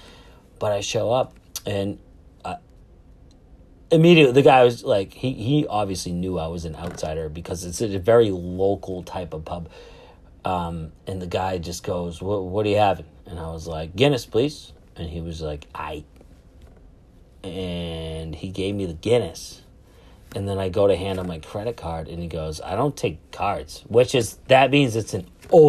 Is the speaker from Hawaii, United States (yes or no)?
no; Boston, Massachusetts, United States; I'm from Boston, Massachusetts, United States of America